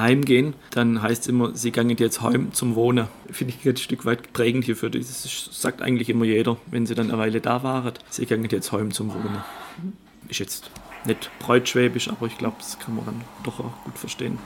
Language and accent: German; Göppingen, Baden-Württemberg, Germany; also born or lived in Waldenbuch; ich bin gebürtig in Göppingen und meine Frau kommt aus Oberschwaben, aus Ravensburg